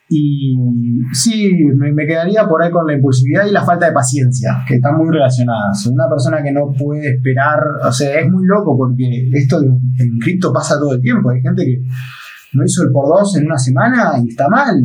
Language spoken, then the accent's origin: Spanish; Argentina; siendo argentino